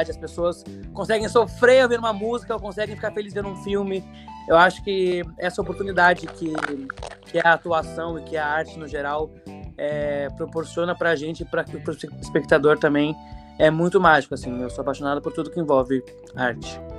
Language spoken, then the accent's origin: Portuguese; Rio Grande do Sul, Brazil; sou gaúcho, mais conhecido como … no Instagram.